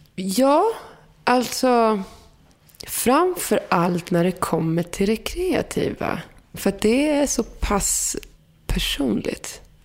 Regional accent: Morocco; Där jag kommer ifrån, liksom, man är marockan med berber

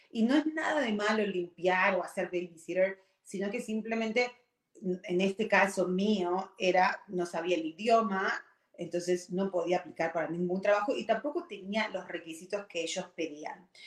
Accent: Argentina; moved away as an adult; now in United States; Y yo, cuando tuve 18 años, vine de Argentina, que estábamos bien, éramos una, ya eh, en ese momento estábamos, no, éramos clase media, ¿ok? Pero vine a un país como es Estados Unidos, súper grande

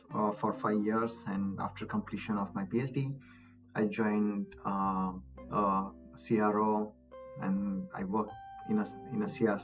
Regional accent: Maharashtra, India; moved away as an adult; also born or lived in Mumbai / Gujarat / Pennsylvania, United States; now in United States; I'm from India. I'm state of Maharashtra

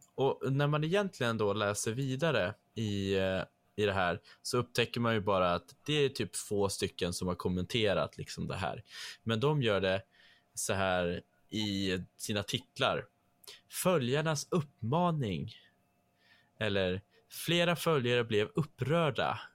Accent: Trondheim, Trøndelag, Norway; accent: Norwegian; first language Norwegian; Swedish is a second language; now in Sweden; samma område som jag är född i. Alltså i Trondheim, eh, Trondheim, som det heter

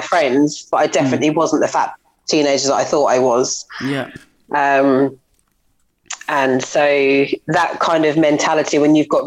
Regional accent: Woodbridge, East of England, United Kingdom; I grew up in just outside of Ipswich in Woodbridge

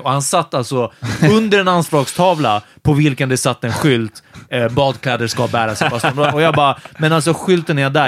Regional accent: Stockholm, Stockholm County, Sweden; i Ågesta, ganska nära Farsta, där vi växte upp

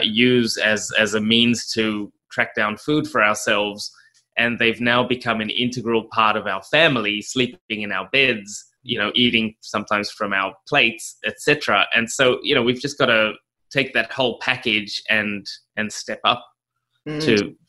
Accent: South Africa; also born or lived in Australia; I grew up in South Africa. Well, mixed between Australia. I was born in Australia and spent some of my childhood in South Africa.

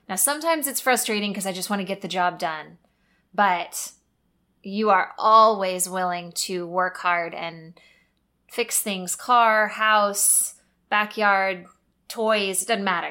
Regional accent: Missouri, United States; moved away as an adult; also born or lived in North Carolina; now in Texas, United States; we grew up in Missouri, went to college in Missouri

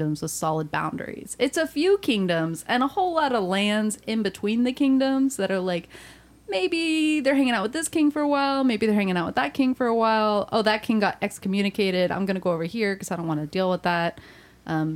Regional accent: the South, United States; I grew up in the South. I'm still learning the rules

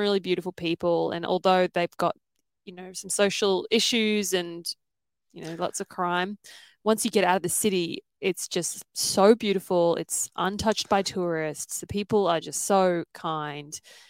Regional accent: Papua New Guinea; So it was pretty very different from growing up anywhere in the first world because it's a third world country, and I didn't know any different because obviously I was born there.

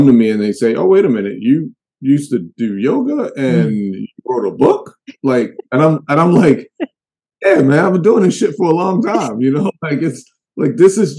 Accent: Baltimore, Maryland, United States; I'm from Baltimore, like the real Baltimore.

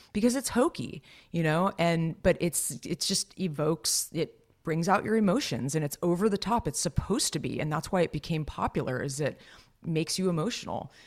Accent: Los Gatos, California, United States; moved away; my hometown is very affluent and nice and storybook, Los Gatos, California.

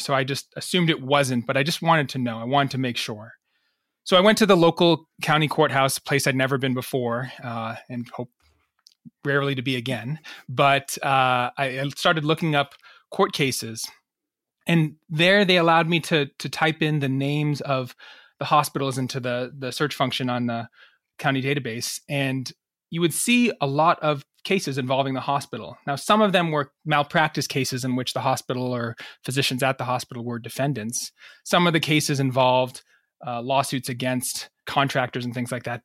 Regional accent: United States; also born or lived in Massachusetts / New York; now in Rhode Island, United States; I grew up in Massachusetts and New York.

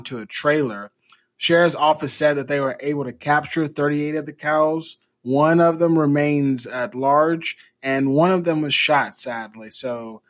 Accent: California, United States; my home state, California

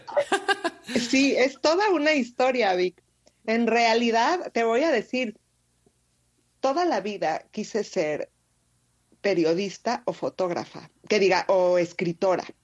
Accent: Mexico City, Mexico; moved away as an adult; also born or lived in Querétaro / Quebec; yo nací en Ciudad de México. Sí. Eh, y bueno, yo vivía ahí hasta casi los 15 años

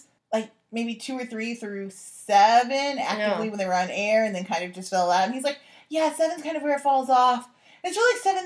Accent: Midwest, United States; I come from the Midwest

